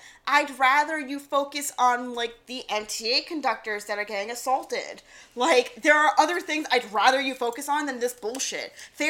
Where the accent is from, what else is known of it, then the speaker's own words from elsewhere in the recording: New York City, New York, United States; Except I'm from Queens.